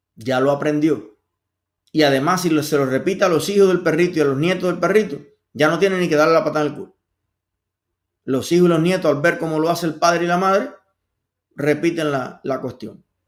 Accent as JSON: {"language": "Spanish", "country": "Cuba", "moved": "yes", "said": "somos los mismos cubanos, que sabemos lo que se sufre en Cuba"}